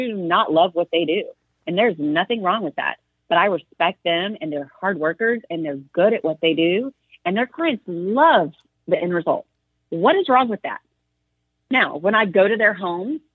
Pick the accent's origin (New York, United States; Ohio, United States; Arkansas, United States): Arkansas, United States; now in Texas, United States; I grew up in Arkansas